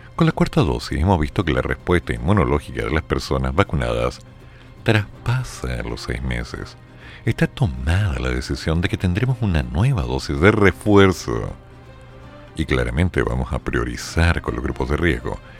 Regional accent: Chile; me veían como un chileno

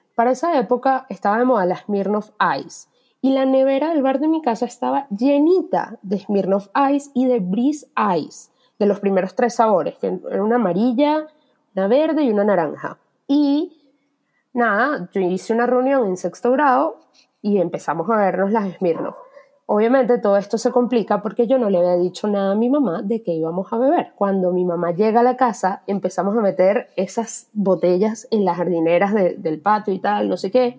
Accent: Venezuela; moved away; primer trabajo informal viniendo de Venezuela

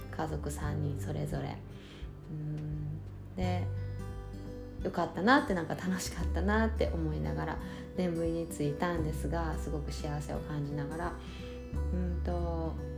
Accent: Japan; moved away as an adult; 私が日本で生まれ育って

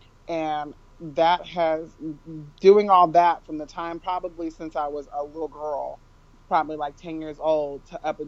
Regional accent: Northern California, United States; I was born and raised in California, Northern California to be exact

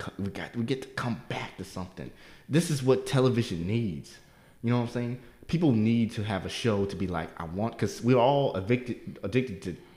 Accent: Baltimore, Maryland, United States; Because I'm not from here. Everybody here I'm from Baltimore.

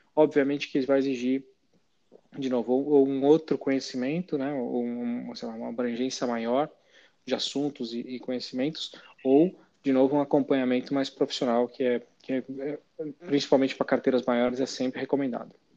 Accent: Brazil; a gente como brasileiro tem pouca, tem pouco hábito de investir fora do nosso país

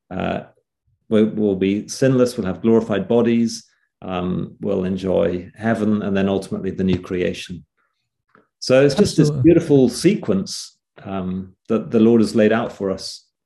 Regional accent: England, United Kingdom; Actually, you said uh, uh England.

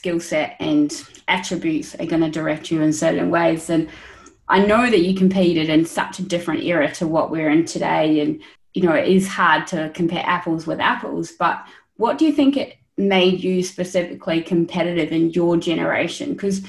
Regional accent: Australia; And especially as an Australian, I guess I'm passionate about running.

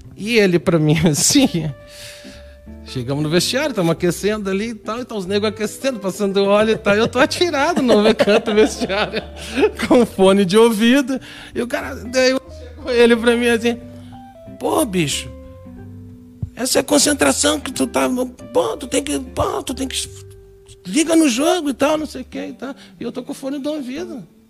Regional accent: Canoas, Rio Grande do Sul, Brazil; quando eu saí daqui, quando eu saí de Canoas

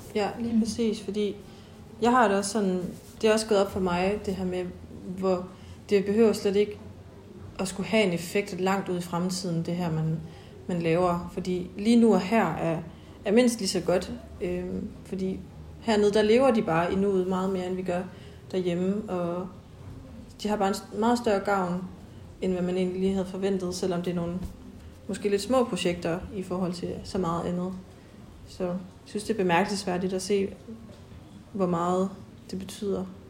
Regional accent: Denmark; jeg kommer fra Østjylland

